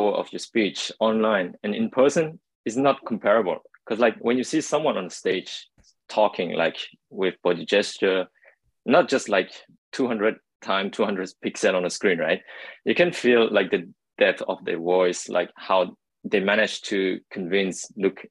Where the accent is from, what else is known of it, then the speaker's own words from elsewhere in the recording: France; moved away as an adult; also born or lived in Cambodia / Kobe, Japan; now in Tokyo, Japan; I was born in Cambodia. But grew up in France. So I moved to France when I was 7 years old and spent my whole education life there